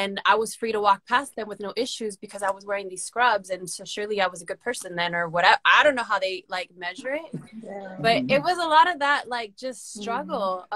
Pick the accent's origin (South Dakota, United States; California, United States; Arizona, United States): California, United States; Los Angeles; I grew up in the San Fernando Valley, Los Angeles County